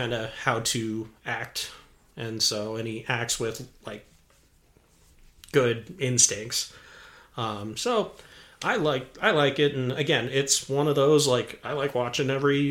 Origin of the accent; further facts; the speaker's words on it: Colorado, United States; we're from Colorado. We're born and raised.